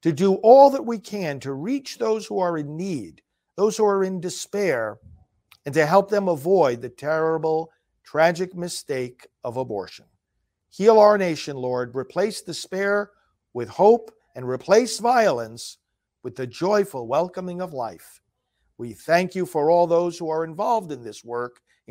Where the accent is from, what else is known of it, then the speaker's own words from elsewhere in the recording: New York, United States; I'm from New York also originally, as you know, down further south